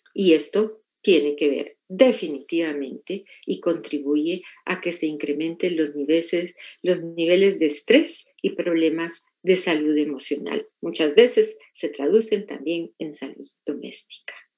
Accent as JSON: {"language": "Spanish", "country": "Mexico", "tie": "born or raised there", "moved": "yes", "lives_now": "United States", "said": "los que nacimos en México y vivimos en Estados Unidos"}